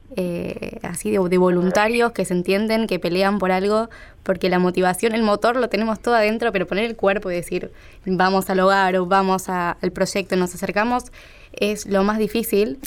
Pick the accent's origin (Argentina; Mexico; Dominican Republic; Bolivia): Argentina; Buenos Aires; yo me crié acá en Buenos Aires, una familia normal de clase media, de colegio